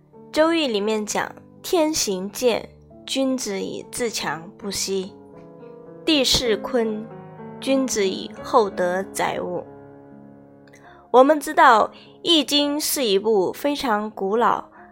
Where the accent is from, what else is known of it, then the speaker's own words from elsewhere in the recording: China; 身为中国人